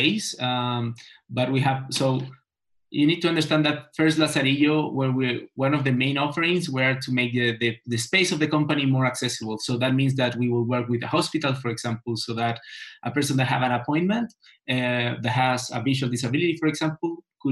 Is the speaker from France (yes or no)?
no; Chile; I'm from Chile